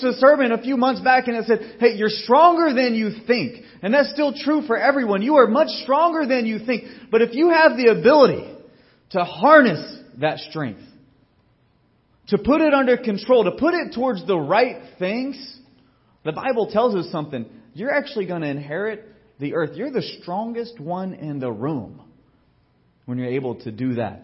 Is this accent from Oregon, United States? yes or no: no; Georgia, United States; growing up in Georgia